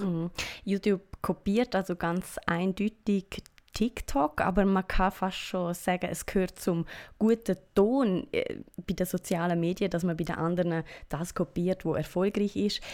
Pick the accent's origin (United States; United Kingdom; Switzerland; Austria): Switzerland; bei uns in der Schweiz